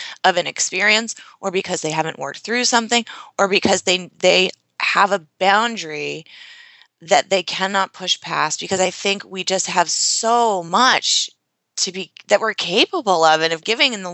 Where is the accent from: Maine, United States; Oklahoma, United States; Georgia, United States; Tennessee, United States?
Maine, United States; Yarmouth; I grew up in Yarmouth, Maine, very small population, very small town